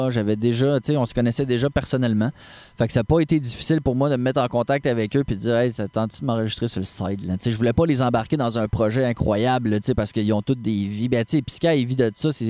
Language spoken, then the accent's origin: French; Quebec City, Quebec, Canada; moved away as an adult; also born or lived in Baie-Comeau; now in Charlevoix, Canada; Ma copine et moi, on vient de Québec.